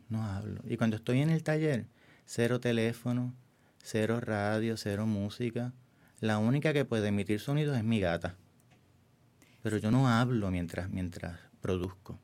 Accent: San Germán, Puerto Rico; moved away; also born or lived in San Juan / New York; Nací en el pueblo de San Germán, en el oeste de Puerto Rico

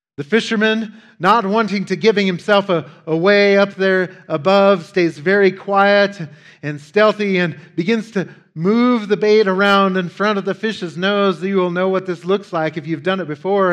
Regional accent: Wyoming, United States; Growing up in Wyoming, uh, as I have Wyomingeites, uh, like others who live in remote parts of the world, often have to imagine ways to entertain ourselves.

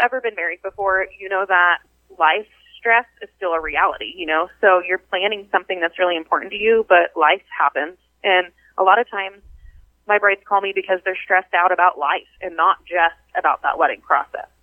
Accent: Wichita, Kansas, United States; also born or lived in northern Illinois; I grew up here in Wichita, Kansas

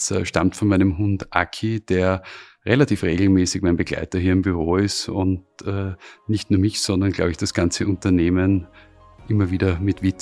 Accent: Styria, Austria; Ich bin äh, ursprünglich aus der Steiermark. Wir haben dort einen kleinen Bauernhof. Und äh, als Bub bist du natürlich auf der einen Seite fasziniert von den Traktoren

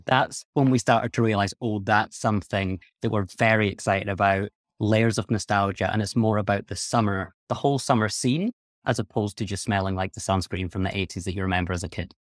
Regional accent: Scotland, United Kingdom; I'm from Scotland, where there is not a huge amount of sun.

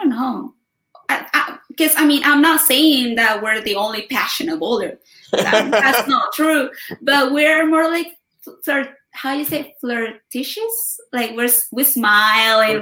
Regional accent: Ensenada, Baja California, Mexico; my hometown

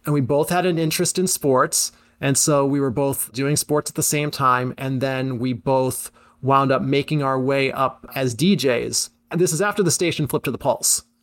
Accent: Syracuse, New York, United States; I'm from the Syracuse area originally, went to West Genesee, So I was aware of Z eighty-nine growing up

